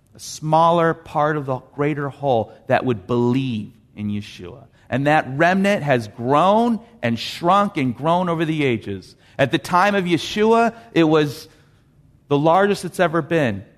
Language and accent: English; Los Angeles, California, United States; When I was growing up in Canoga Park, I got my first library card.